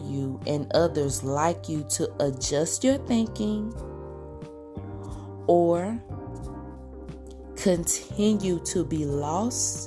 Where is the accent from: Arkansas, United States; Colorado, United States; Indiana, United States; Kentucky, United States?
Arkansas, United States; now in Oklahoma, United States; I'm originally from Arkansas, but I currently live in Oklahoma, both very beautiful states. I'm very proud of my southern / mid-south roots.